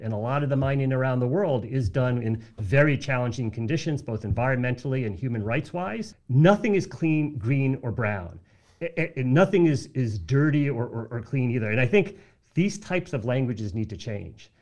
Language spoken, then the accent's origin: English; United States; I am an American